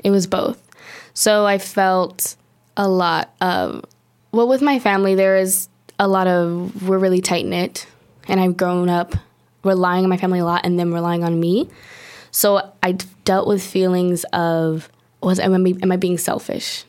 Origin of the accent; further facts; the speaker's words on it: Long Beach, California, United States; moved away as an adult; now in Paris, France; I'm from Long Beach, California, born and raised